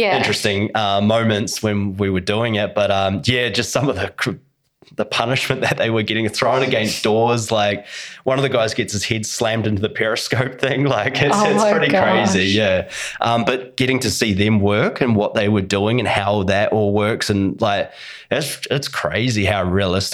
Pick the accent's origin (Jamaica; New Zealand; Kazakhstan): New Zealand; As a Russian, and I'm a Kiwi.